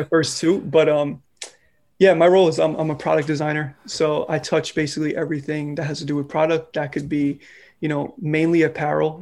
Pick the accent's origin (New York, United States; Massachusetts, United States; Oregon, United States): New York, United States; New York City; I'm from New York, more specifically, I'm from the Bronx. I, uh, I grew up here, been out here my whole life